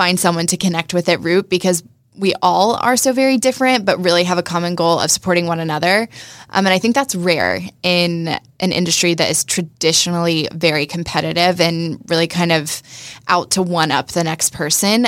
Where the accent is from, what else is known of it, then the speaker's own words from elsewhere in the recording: Jacksonville, Florida, United States; I was born and raised in Jacksonville, so longtime Duval